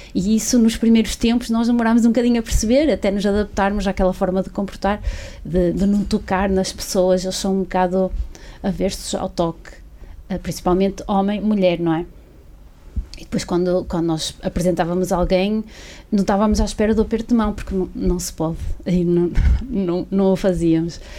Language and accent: Portuguese; Barcelos, Norte, Portugal; Eu sou de Barcelos, vivo em Barcelos.